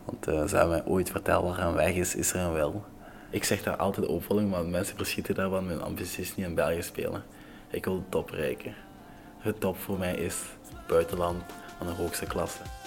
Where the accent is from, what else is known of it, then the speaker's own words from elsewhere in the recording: Togo; Dutch is a second language; now in Belgium; Ik ben geboren in Afrika, in Togo